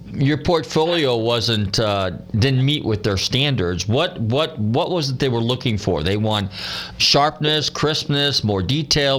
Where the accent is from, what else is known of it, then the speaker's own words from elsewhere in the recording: Northern California, United States; now in Clearwater, United States; growing up in Northern California in the '60s